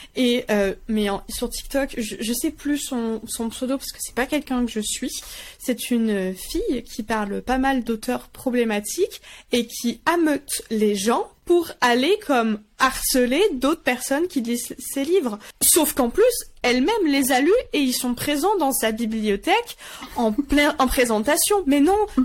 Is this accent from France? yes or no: yes; France; Je suis française à 100%